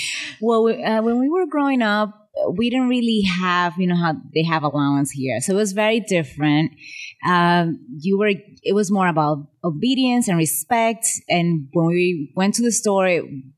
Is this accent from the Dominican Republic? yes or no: yes; Santo Domingo, Distrito Nacional, Dominican Republic; moved away; I grew up in Santo Domingo in the Dominican Republic